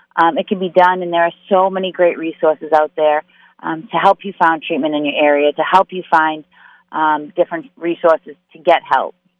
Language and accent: English; Massachusetts, United States; I am from Massachusetts, born and raised